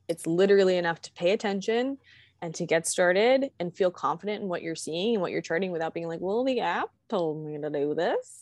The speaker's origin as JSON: {"language": "English", "region": "Virginia", "country": "United States", "moved": "yes", "lives_now": "Kentucky, United States", "said": "I'm from Virginia"}